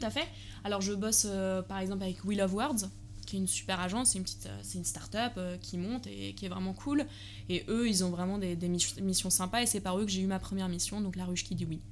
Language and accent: French; Germany; moved away as an adult; also born or lived in Paris, France; J'ai grandi en Allemagne. Et euh, à l'âge de 18 ans